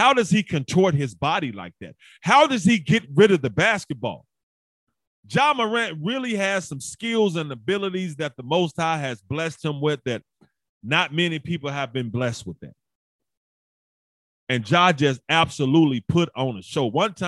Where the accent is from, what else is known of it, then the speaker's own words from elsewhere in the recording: Memphis, Tennessee, United States; I'm in Memphis and I'm from Memphis.